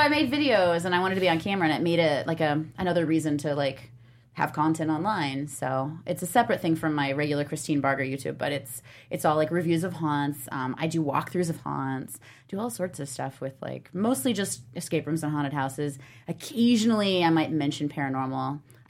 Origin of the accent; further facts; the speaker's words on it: Indiana, United States; now in Los Angeles, United States; I'm from Indiana.